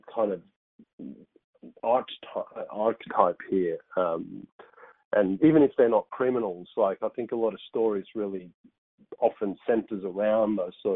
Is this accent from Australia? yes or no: yes; Australia